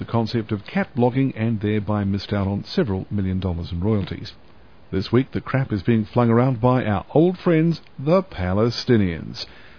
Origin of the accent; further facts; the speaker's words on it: New Zealand; I'm a New Zealander